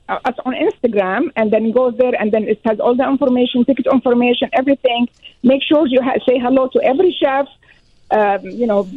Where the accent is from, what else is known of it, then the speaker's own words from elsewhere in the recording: Syria; moved away as an adult; also born or lived in Washington, D.C., United States; now in Sioux Falls, United States; I am an immigrant. I came from Syria. I went to school in America